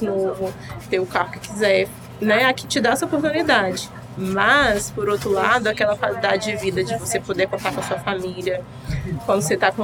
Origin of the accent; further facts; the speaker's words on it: Vitória, Espírito Santo, Brazil; now in Peabody, United States; Sou de Vitória, meu pai é de resplendor